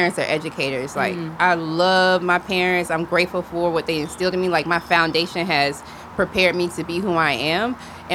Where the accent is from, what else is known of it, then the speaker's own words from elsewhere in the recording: Greenwood, South Carolina, United States; also born or lived in Orangeburg, South Carolina; now in Atlanta, United States; I grew up in Greenwood, South Carolina